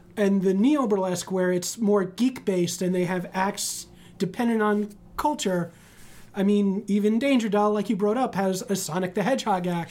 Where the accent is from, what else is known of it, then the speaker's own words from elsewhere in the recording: New York City, New York, United States; I grew up in the Bronx